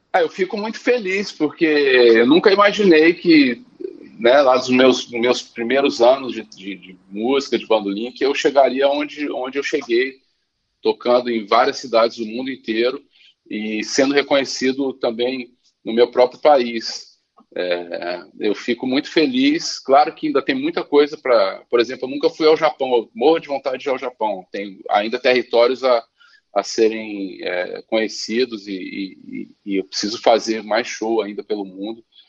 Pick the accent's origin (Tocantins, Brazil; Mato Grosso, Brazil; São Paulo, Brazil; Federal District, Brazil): Federal District, Brazil; Brasília; moved away as an adult; also born or lived in Paris; now in Rio de Janeiro, Brazil; eu nasci no Rio, mas com 11 meses fui para Brasília